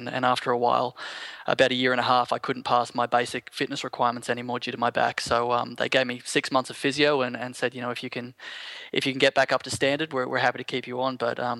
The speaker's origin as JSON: {"language": "English", "town": "Sydney", "region": "New South Wales", "country": "Australia", "tie": "born there", "said": "No, I was born in Sydney, actually."}